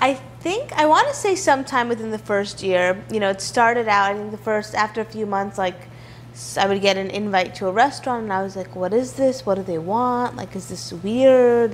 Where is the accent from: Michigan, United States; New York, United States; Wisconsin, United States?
New York, United States; New York City; also born or lived in Hartford, Connecticut; I'm from New York City. I was born and raised here in Midtown East